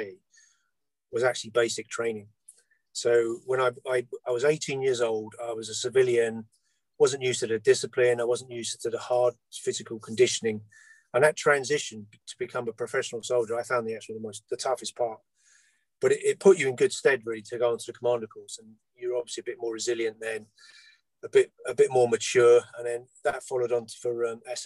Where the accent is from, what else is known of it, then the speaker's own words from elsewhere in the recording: London, United Kingdom; I was born in London, which is landlocked